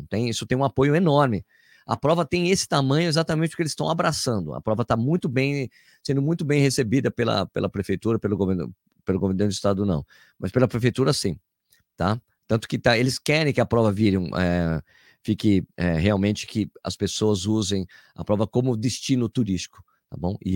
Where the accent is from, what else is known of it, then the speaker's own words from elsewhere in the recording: Itapira, São Paulo, Brazil; Sou de Itapira